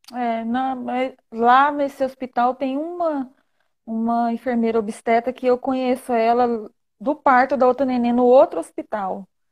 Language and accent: Portuguese; Goiânia, Goiás, Brazil; eu sou de Goiânia